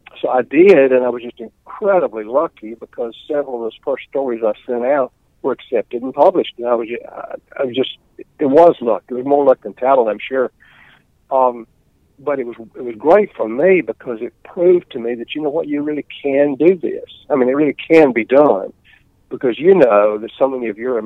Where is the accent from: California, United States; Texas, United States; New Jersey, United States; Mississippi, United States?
Mississippi, United States; also born or lived in Oklahoma City, Oklahoma; I was born here in Mississippi in Ottawa County, a little town called Salis on Highway 12, out in Ottawa County. And I attended Kosciuszko High School and Mississippi State.